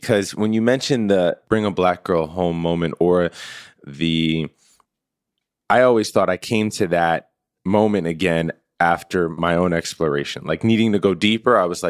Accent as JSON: {"language": "English", "region": "New York", "country": "United States", "tie": "born or raised there", "said": "as a kid, I had the real awesome fortune of growing up in New York. And my building was a true, like, melting pot."}